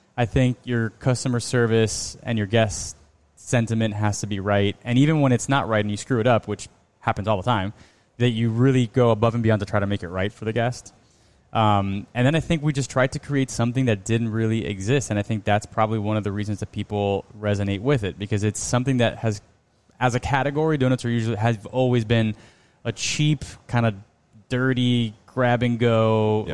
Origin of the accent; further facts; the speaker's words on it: Miami, Florida, United States; we're from Miami. You know, we're Cuban American